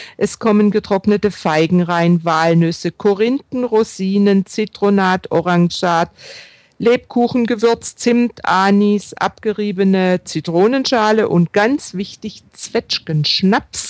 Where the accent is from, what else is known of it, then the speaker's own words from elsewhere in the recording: Baden-Württemberg, Germany; bei uns im Schwäbischen oder auch im Badischen, wo ich herstamme